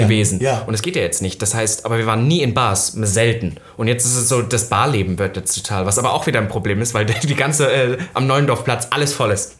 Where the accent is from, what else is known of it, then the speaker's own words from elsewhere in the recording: Saxony-Anhalt, Germany; moved away; ich komme halt aus, aus Sachsen-Anhalt